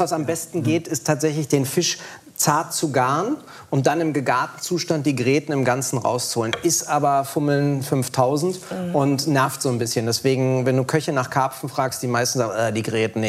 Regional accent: Berlin, Germany; ich bin ja Berliner

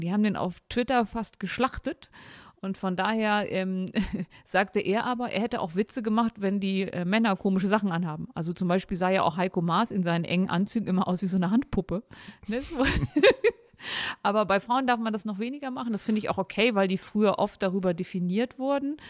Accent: near Osterode am Harz / Seesen, Harz edge, Lower Saxony, Germany; ich komme aus dem Harz. Ich komme aus der Nähe von Osterode-Sesen, also dem Harzrand

